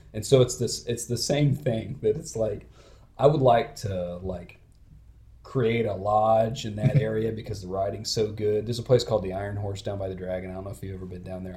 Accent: Dayton, Ohio, United States; now in Cincinnati, United States; I grew up in Dayton

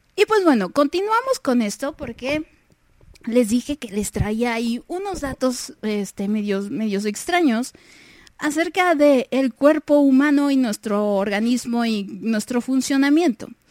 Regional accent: Mexico; aquí en, México, en mi país, la verdad es que sí soy como que de la, de la media

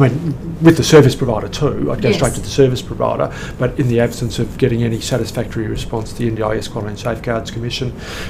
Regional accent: Melbourne, Victoria, Australia; That's actually the most surprising thing, because I came from Melbourne.

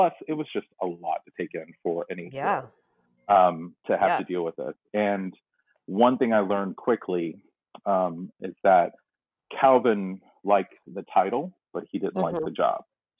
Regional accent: Tarboro, North Carolina, United States; born there; I was born in North Carolina, and a small place called Tarboro, North Carolina

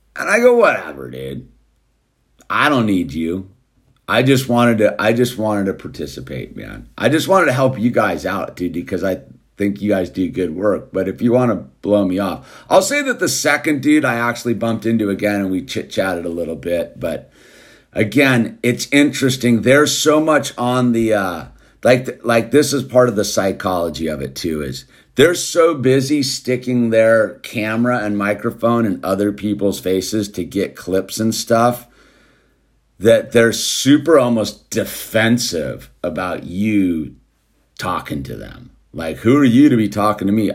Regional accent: United States

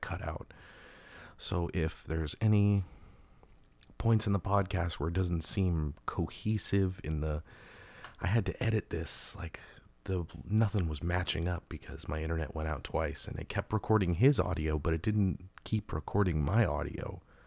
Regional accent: Los Angeles, California, United States; where I grew up in in Los Angeles

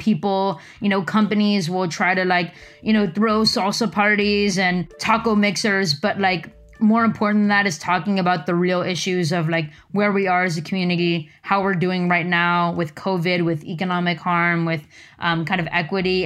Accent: Los Angeles, California, United States; now in Silicon Valley, United States; I'm from L A. That's where I grew up

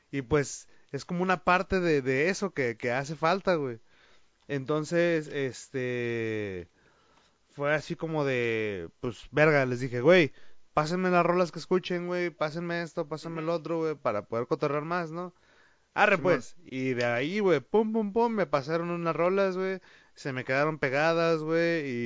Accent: Mexico; aquí en México somos muy

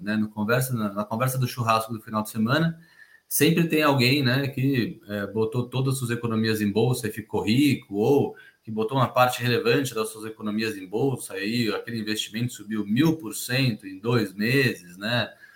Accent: Brazil; A gente como brasileiro

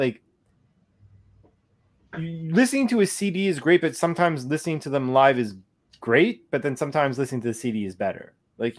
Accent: Canada; we're Canadian.

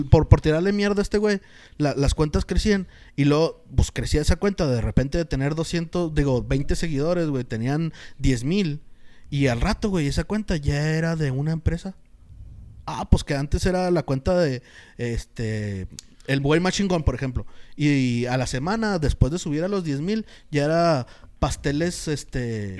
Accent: Mexico; como mexicano

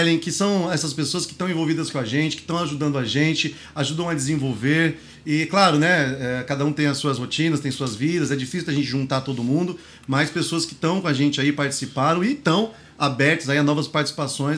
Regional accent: São Paulo, Brazil; o Grajaú foi onde eu nasci, foi onde eu cresci

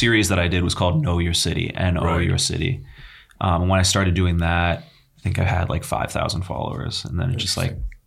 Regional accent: New York City, New York, United States; also born or lived in Los Angeles; I grew up in Union Square

